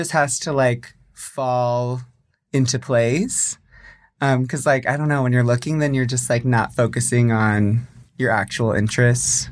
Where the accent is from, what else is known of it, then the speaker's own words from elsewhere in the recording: Springfield, Missouri, United States; also born or lived in San Jose, California; I'm from Springfield, Missouri, which is, like, southwest.